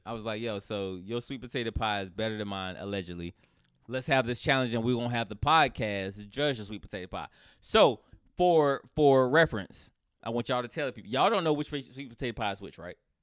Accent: United States; I'm, I'm American

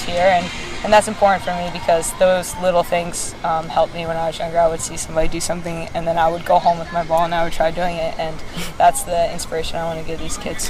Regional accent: Basking Ridge, New Jersey, United States; moved away as an adult; now in Portland, United States; coming back here to my hometown

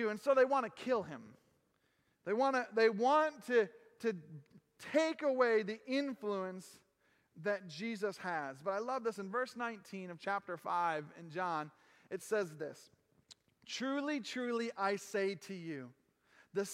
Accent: United States; I am an American. I have no problem saying I'm American

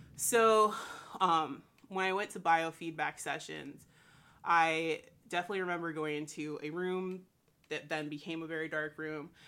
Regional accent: St. Petersburg, Florida, United States; I was born and raised in Saint Petersburg, Florida

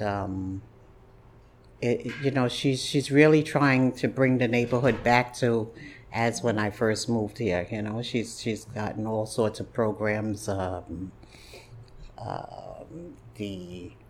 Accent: New York City, New York, United States; also born or lived in Harlem, New York; Fort Greene area was where I was raised. And we moved there when I was very young.

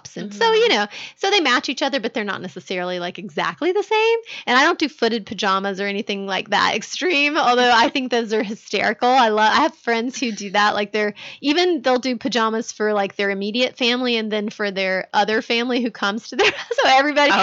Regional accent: Georgia, United States; I grew up in Georgia where we almost never had snow for Christmas

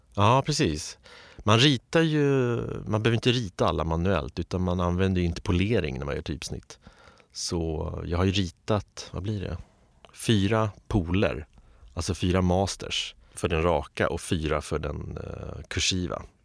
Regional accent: Stockholm, Stockholm County, Sweden; jag är uppvuxen i Östberga

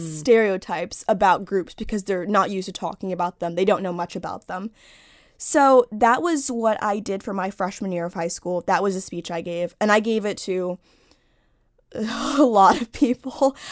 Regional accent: Washington, District of Columbia, United States; I grew up in Washington, D C, in Northwest, but I go to school in Virginia

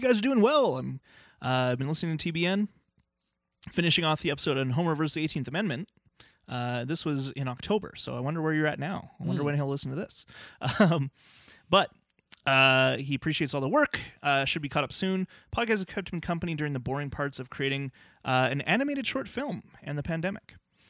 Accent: United Kingdom; moved away; I'm from Britain, so I used to catch The Simpsons at 6 p.m. every day on Channel 4 while having dinner.

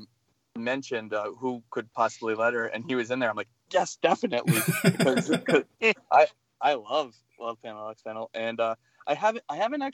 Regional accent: Massachusetts, United States; moved away as an adult; also born or lived in Boston / Bay Area; now in San Francisco Bay Area, United States; I grew up in Massachusetts

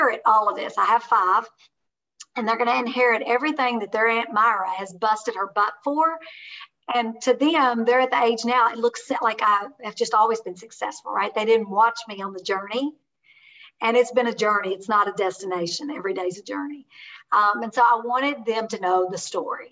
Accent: Kentucky, United States; I am a hillbilly from Kentucky.

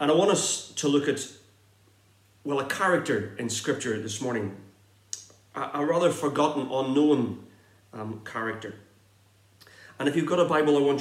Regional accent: Northern Ireland, United Kingdom; accent: Irish; moved away as an adult; now in Exeter, United Kingdom; I grew up on a farm in the north of Ireland

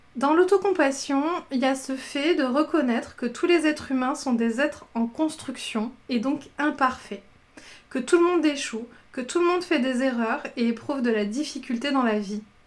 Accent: southern France, France; moi je viens du sud de la France

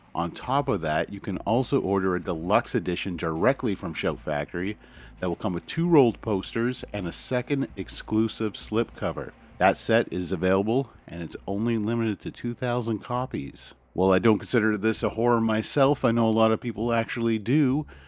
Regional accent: Canada; As a Canadian

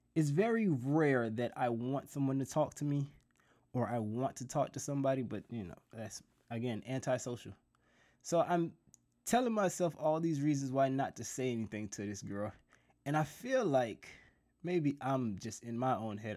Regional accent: South Florida, United States; I'm from South Florida

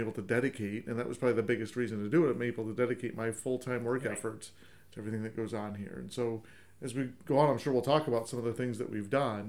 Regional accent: Sherburne, New York, United States; I still volunteer in my hometown in Sherburn

